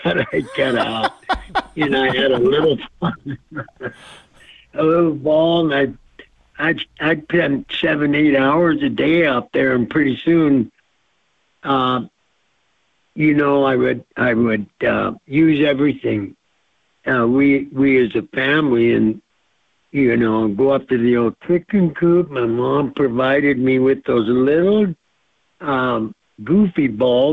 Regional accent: Blackfeet Reservation, Montana, United States; I was raised on the Blackfeet Reservation, a place they call Seville Flats

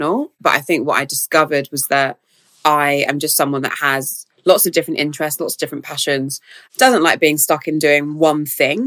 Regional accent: London, United Kingdom; growing up in South London

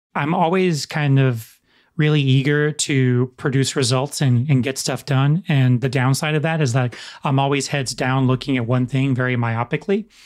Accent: United States; in American culture

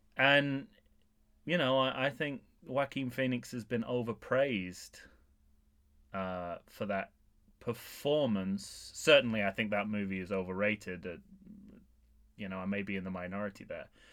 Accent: England, United Kingdom; being an Englishman who puts on an accent quite a lot

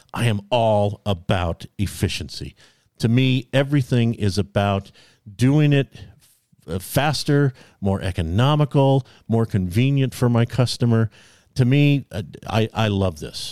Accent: California, United States; I was born in California

